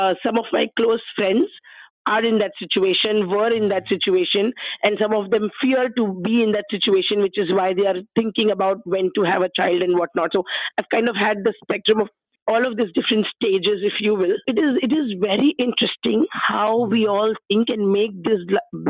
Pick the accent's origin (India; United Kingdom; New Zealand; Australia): India; moved away as an adult; also born or lived in Delaware; now in United States; before coming to the US, I'm from India. So before coming to the US, I was working in India